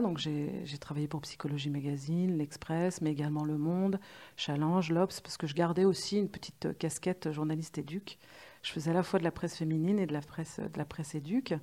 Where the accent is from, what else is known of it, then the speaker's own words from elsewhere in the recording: Lyon, Auvergne-Rhône-Alpes, France; moved away; je venais de Lyon